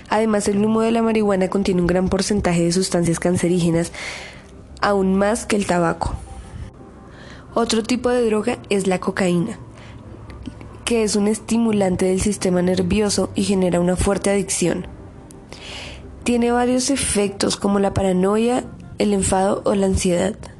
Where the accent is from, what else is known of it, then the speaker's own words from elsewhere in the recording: Bogotá, Colombia; soy de Bogotá, Colombia, estudiante del Colegio INEM de Kennedy